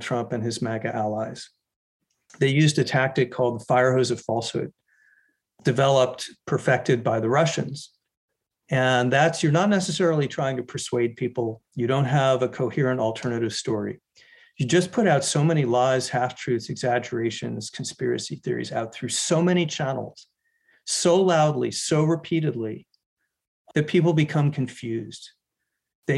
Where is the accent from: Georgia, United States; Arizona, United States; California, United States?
Arizona, United States; My home state, Arizona